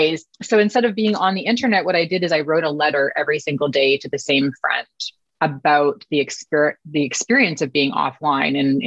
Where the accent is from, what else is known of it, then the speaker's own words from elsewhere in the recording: Vancouver, British Columbia, Canada; moved away as an adult; now in Toronto, Canada; I had moved with my family from Vancouver, which is where I was born and raised on the West Coast, to Toronto, Canada, where I live now.